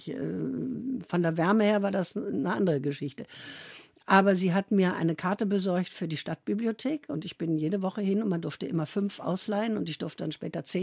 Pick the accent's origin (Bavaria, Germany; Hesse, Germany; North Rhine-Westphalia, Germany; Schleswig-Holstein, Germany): Hesse, Germany; Korbach; born there; Ich bin ja noch im Krieg geboren, ja. Hm. 43 war noch Krieg. Und ich bin in Hessen, in Korbach, nur deshalb geboren, weil die schwangeren Frauen alle aus äh